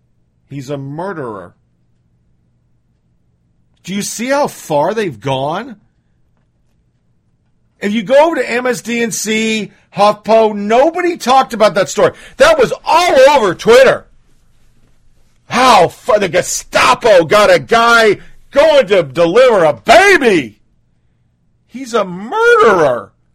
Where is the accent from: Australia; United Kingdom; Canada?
Canada; I'm Canadian. These are normal.